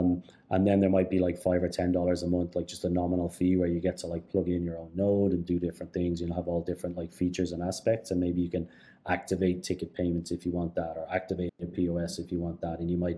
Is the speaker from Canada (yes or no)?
yes; Canada; Just as a Canadian, I knew … and I thought like, all right, these guys are great.